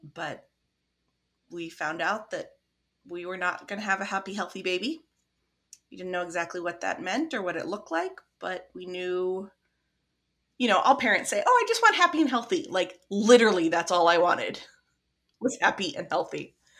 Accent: Midwest, United States; accent: non-accent; I'm from the Midwest, so I have the non-accent accent.

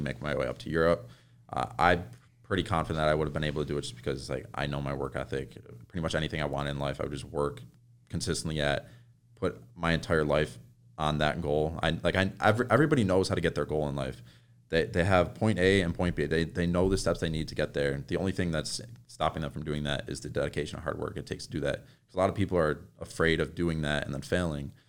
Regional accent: New York, United States; now in Woodland Hills, United States; I'm from New York

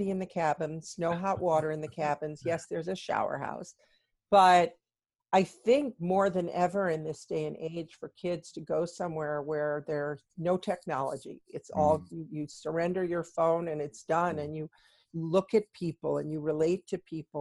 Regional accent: Chicago, Illinois, United States; also born or lived in New York / Philadelphia; I was born in Chicago

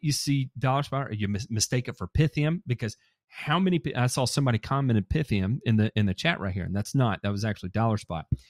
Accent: Memphis, Tennessee, United States; I grew up in Memphis, Tennessee, uh, shout out to all my nine oh one brothers and sisters out there

